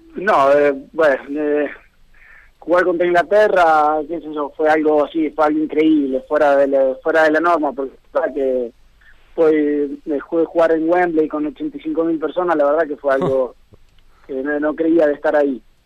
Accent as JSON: {"language": "Spanish", "town": "Conesa", "region": "Buenos Aires", "country": "Argentina", "tie": "born or raised there", "also_born_or_lived": "San Nicolás, Argentina", "moved": "as an adult", "lives_now": "San Marino", "said": "nací en San Nicolás, ahí soy del pueblo de Conesa, que está a 20 kilómetros de San Nicolás"}